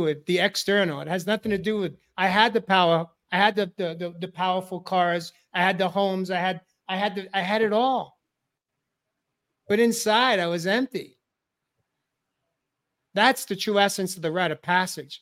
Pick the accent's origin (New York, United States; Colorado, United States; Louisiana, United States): New York, United States; I grew up in New York area, New York metro